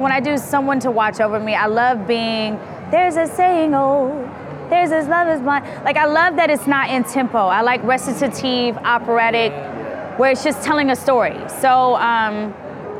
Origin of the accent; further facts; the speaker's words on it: Houston, Texas, United States; my hometown